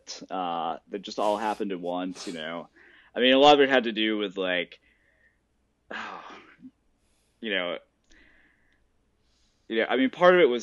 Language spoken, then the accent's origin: English; Tennessee, United States; I'm from Tennessee